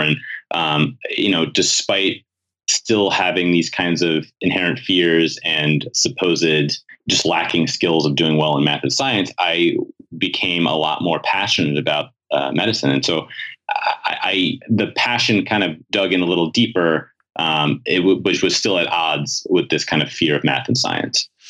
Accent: New York City, New York, United States; I grew up in New York City.

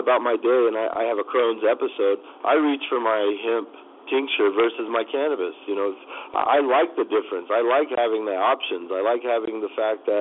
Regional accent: Kansas, United States; now in Phoenix, United States; as I grew up back home in Kansas, my family comes from farming

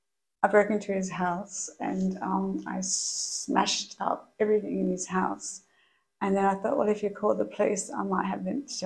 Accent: Perth, Western Australia, Australia; I was born in Perth, pretty dysfunctional family, like a lot of people.

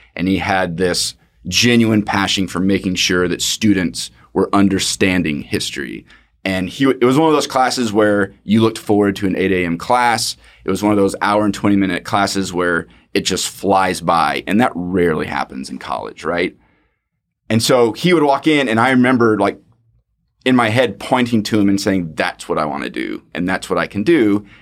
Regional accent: Fort Worth, Texas, United States; born and raised in Fort Worth, and went to T C U for undergrad

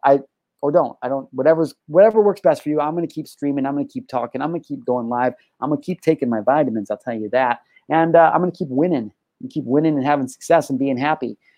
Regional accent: California, United States; I'm a resident of California

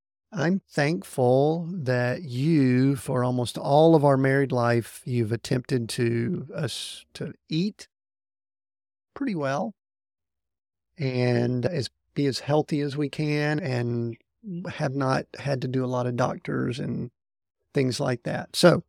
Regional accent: the South, United States; We're from the South.

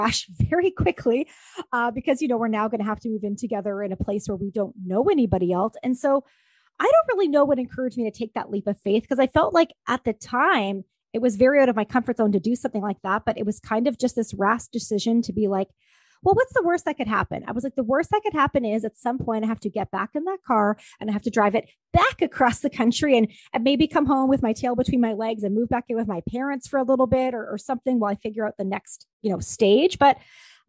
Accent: Ontario, Canada; moved away as an adult; also born or lived in Vancouver; I'm originally from Ontario, Canada

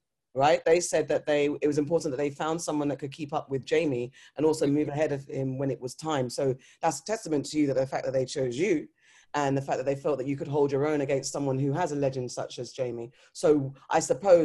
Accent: United Kingdom; We grew up on African-American culture rather than having our own staple British Black culture on screen

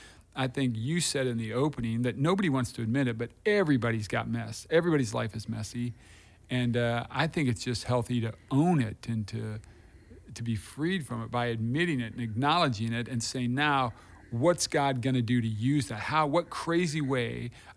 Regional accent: Des Moines, Iowa, United States; I grew up in Des Moines. That's where I grew up.

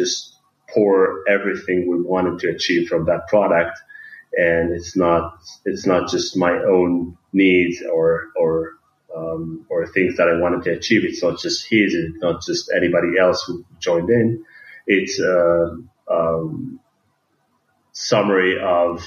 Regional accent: Tel Aviv, Tel Aviv District, Israel; I'm coming from Tel Aviv

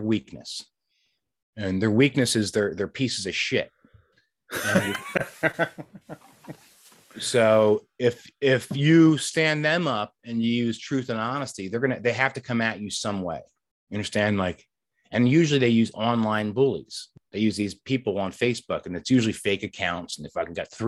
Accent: Delran, New Jersey, United States; my hometown, Delran, New Jersey

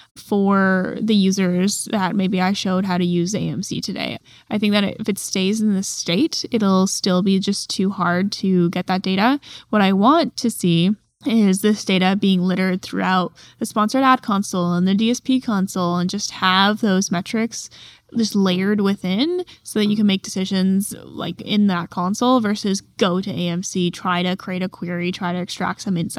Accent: California, United States; I'm from California.

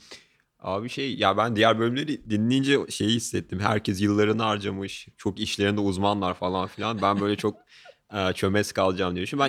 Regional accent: Ankara, Turkey; ben çok başarı şey bir dolu bir lisede büyüdüm. Ee, işte Ankara'da Gazi Anadolu Lisesi

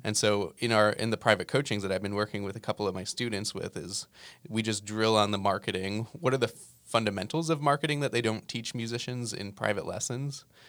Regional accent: New Jersey, United States; moved away; I grew up in New Jersey

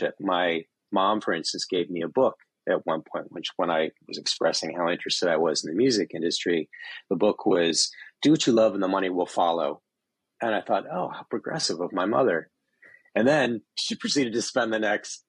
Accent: Northern Michigan, United States; I'm from Northern Michigan, so very sort of closeted, white, small part of the world. But we lived in a resort community

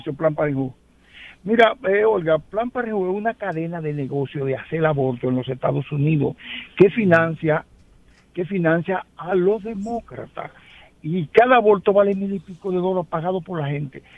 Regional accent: Sabana Yegua, Azua, Dominican Republic; yo soy de un municipio de Asa, se llama Sabana Yegua

